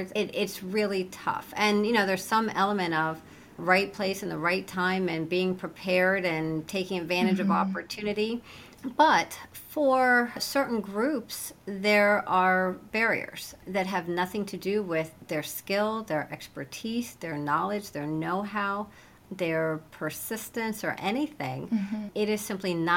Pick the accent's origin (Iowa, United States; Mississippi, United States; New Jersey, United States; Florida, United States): Iowa, United States; Cedar Falls; In Cedar Falls, Iowa.